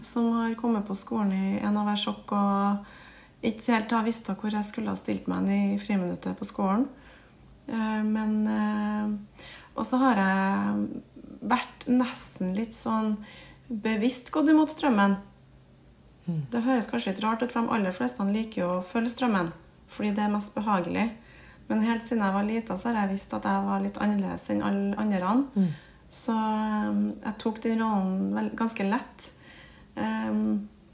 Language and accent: Norwegian; Trondheim, Trøndelag, Norway; accent: Trøndersk; jeg vokste opp på Kolstad. Eh, Kolstad ramp. Eh, rett ved siden av Heimdal